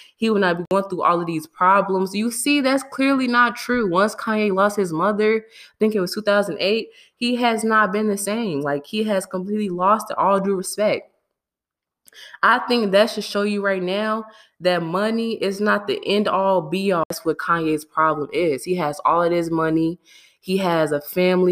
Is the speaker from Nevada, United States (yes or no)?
no; Chicago, Illinois, United States; I'm from Chicago